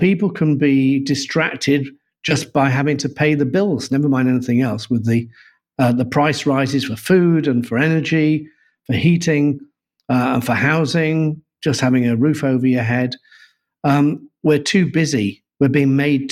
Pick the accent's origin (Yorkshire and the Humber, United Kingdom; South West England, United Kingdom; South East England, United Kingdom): Yorkshire and the Humber, United Kingdom; I'm a Yorkshireman